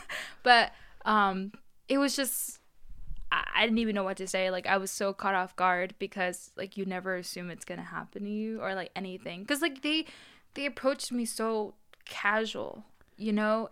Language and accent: English; Charlotte, North Carolina, United States; also born or lived in Long Island, New York; growing up here in Charlotte, 'cause I came from New York